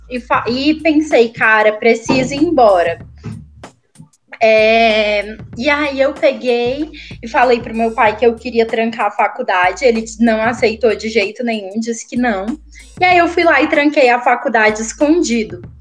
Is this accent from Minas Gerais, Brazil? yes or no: no; Rio Branco, Acre, Brazil; moved away as an adult; now in São Paulo, Brazil; Eu sou de Rio Branco